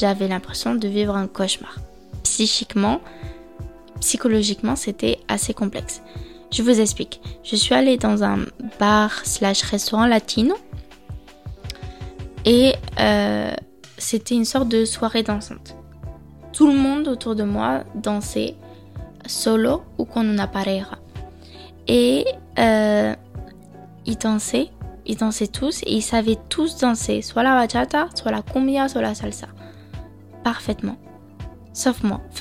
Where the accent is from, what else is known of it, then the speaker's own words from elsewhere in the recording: France; accent: French; Lorsque par exemple je parle espagnol, j'ai peur qu'ils perçoivent mi falta de vocabulario encore mon accent français.